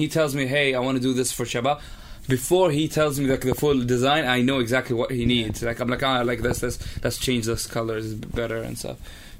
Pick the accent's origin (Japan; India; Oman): Oman; So I was born and raised in Oman.